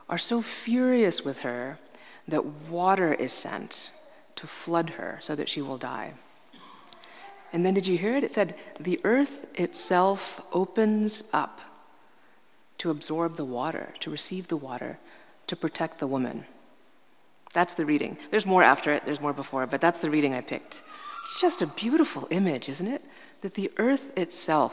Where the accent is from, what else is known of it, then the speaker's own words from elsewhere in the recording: New York, United States; I'm from New York